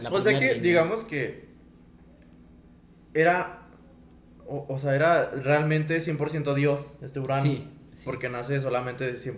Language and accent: Spanish; Mexico; Nosotros somos mexicanos.